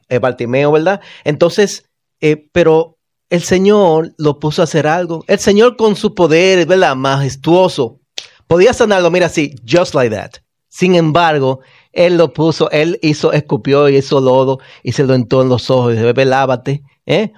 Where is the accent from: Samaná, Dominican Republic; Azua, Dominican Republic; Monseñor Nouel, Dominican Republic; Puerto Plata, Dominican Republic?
Monseñor Nouel, Dominican Republic; Bonao; moved away; En mi pueblo natal, Bonao